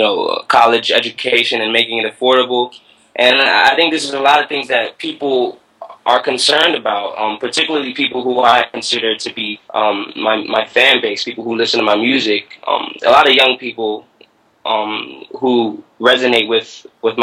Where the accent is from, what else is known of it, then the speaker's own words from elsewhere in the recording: Prince George's County, Maryland, United States; I grew up in Atlanta, Maryland. It's really a little-known town in PG County